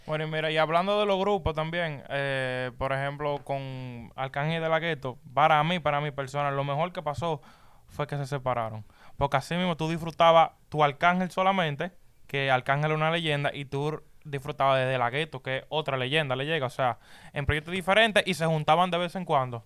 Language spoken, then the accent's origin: Spanish; Dominican Republic; yo soy dominicano